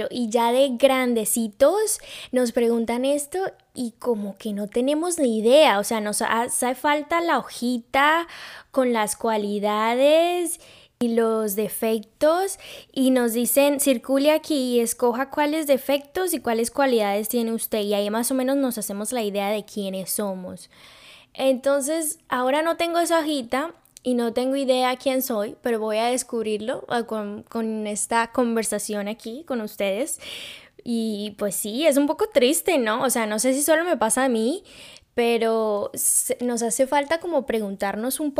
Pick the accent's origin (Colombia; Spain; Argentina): Colombia; Cartagena, Bolívar; born there; yo soy colombiana. Yo nací en Cartagena.